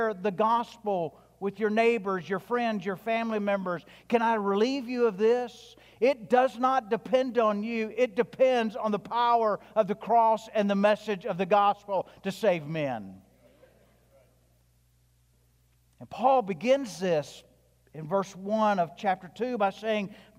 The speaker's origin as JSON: {"language": "English", "region": "the South", "country": "United States", "said": "I'm from the South. I'm white."}